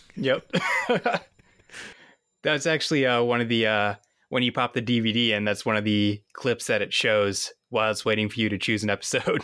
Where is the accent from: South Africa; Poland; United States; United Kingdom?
United States; Massachusetts; I'm from Massachusetts